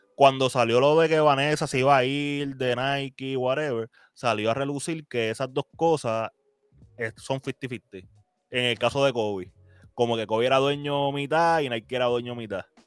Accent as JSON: {"language": "Spanish", "country": "Puerto Rico", "said": "nosotros como puertorriqueños"}